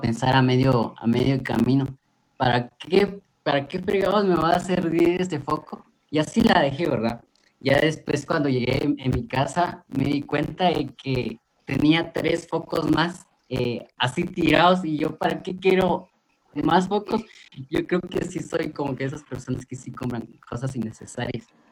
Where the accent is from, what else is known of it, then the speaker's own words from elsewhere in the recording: Guatemala; como guatemalteco